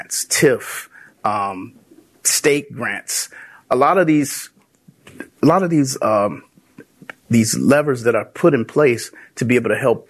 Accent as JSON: {"language": "English", "town": "Chicago", "region": "Illinois", "country": "United States", "tie": "born or raised there", "said": "I grew up in the community, and my experience growing up in Austin"}